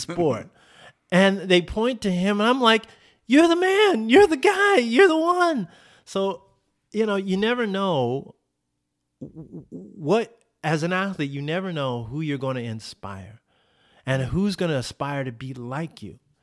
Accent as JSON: {"language": "English", "town": "Oceanside", "region": "California", "country": "United States", "tie": "born or raised there", "said": "my hometown of Oceanside"}